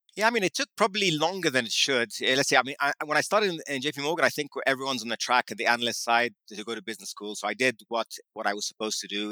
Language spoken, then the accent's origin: English; London, United Kingdom; moved away; also born or lived in New York City; I grew up in uh, in London, in central London